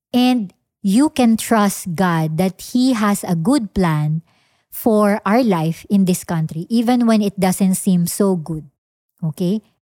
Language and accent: English; Philippines; me as a Filipino citizen